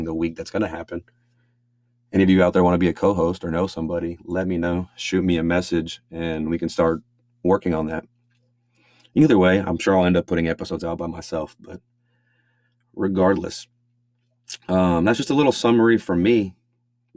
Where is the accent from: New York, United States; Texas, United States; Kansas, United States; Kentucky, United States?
Texas, United States; Angleton; now in Houston, United States; I was living in my hometown of Angleton.